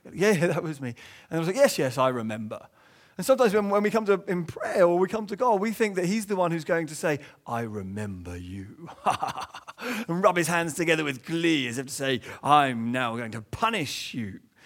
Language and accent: English; England, United Kingdom; as an Englishman growing up